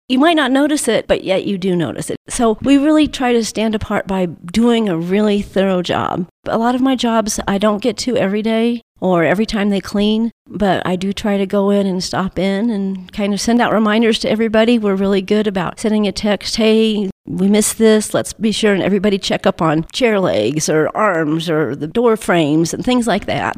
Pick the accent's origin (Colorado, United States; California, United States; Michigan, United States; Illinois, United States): Colorado, United States; moved away; also born or lived in North Carolina; Colorado, born and raised until my parents moved to North Carolina, and they moved back.